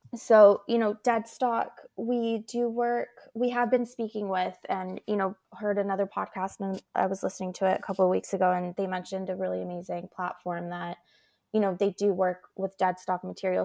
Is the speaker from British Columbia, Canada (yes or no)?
yes; Vancouver, British Columbia, Canada; I also grew up in Canada, and as a child, you're really taught how to have respect for the planet. And it, it was a really beautiful childhood, you know, growing up in Vancouver